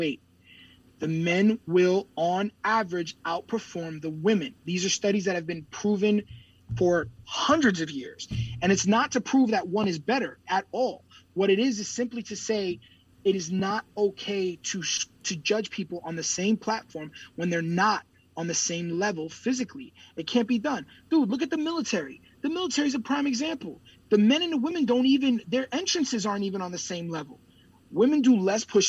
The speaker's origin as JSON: {"language": "English", "country": "United States", "said": "I'm American"}